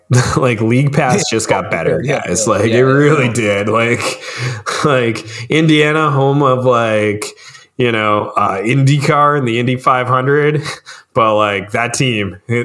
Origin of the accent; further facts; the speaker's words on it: Canada; I'm gonna hope on the Maple-y, Canuck-y goodness of being a Canadian, right?